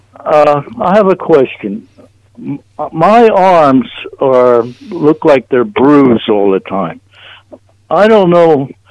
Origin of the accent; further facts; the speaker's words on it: Brigantine, New Jersey, United States; I'm from Brigantine, New Jersey